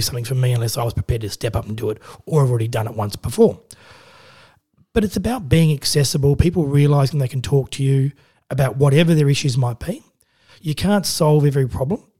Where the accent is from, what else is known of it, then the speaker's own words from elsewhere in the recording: Adelaide, South Australia, Australia; now in Central Coast, Australia; I grew up in Adelaide